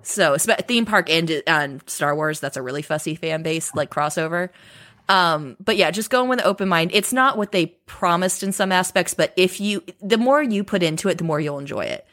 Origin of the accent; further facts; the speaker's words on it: Southern California, United States; grew up in Southern California. I live very, I've always lived very close to Disneyland